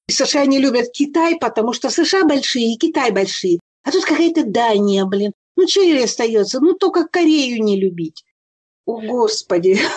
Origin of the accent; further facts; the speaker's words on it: Siberia, Russia; я родилась и выросла в Сибири, там прекрасно.